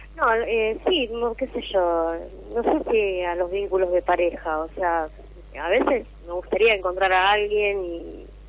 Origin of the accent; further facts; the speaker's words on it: Rosario, Santa Fe, Argentina; De Rosario